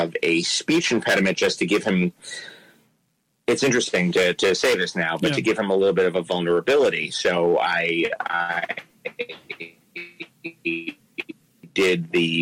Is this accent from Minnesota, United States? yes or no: no; New York, United States; moved away as an adult; now in Los Angeles, United States; I grew up in New York. I started acting in my late 20s, and I've lived in Los Angeles for about 16 years now